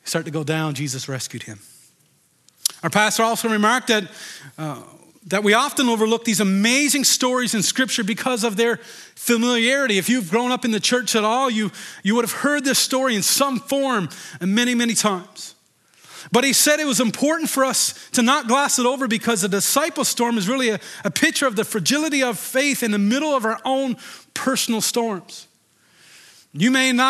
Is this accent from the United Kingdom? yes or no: no; Deer Lake, Newfoundland and Labrador, Canada; I grew up in Deer Lake, and you know, we used to go on skidoo and go ice fishing many, many times